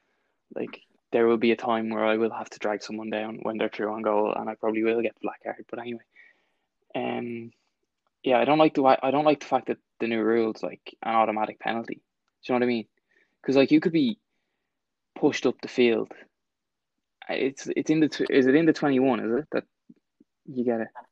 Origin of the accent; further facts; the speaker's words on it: Ireland; as an Irish person